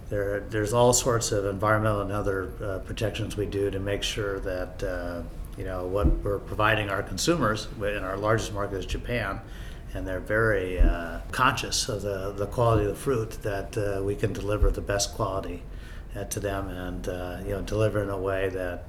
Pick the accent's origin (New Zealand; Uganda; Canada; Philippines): Philippines; born there; also born or lived in United States; My background, I was born in the Philippines, grew up in the U.S., and then went to high school in the Philippines.